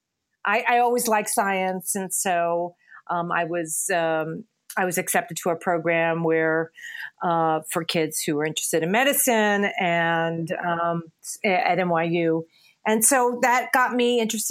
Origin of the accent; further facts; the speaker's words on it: New York City, New York, United States; moved away as an adult; also born or lived in Connecticut / Princeton, New Jersey; now in Littleton, United States; I originally from New York City. I grew up in New York and went to school.